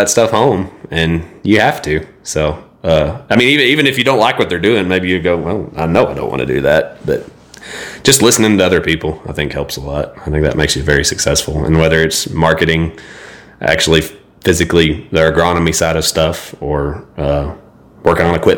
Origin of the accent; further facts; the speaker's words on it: Idalou, Texas, United States; I grew up in Idaloo, so everything's flat there